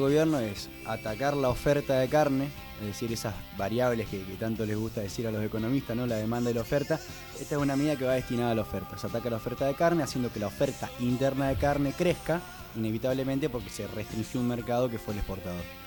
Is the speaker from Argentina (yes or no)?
yes; Argentina